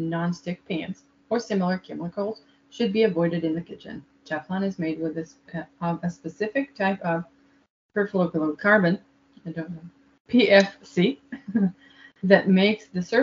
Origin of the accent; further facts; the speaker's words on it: Israel; I'm from Israel.